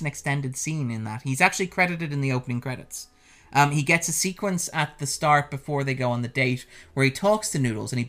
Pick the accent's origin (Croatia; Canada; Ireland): Ireland; we're both Irish